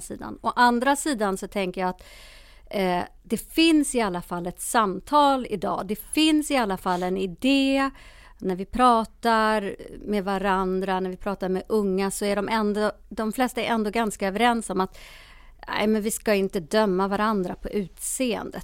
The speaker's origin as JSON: {"language": "Swedish", "country": "Sweden", "tie": "born or raised there", "also_born_or_lived": "Ethiopia", "said": "Jag är själv adopterad från Etiopien och kom hit som bebis 1971"}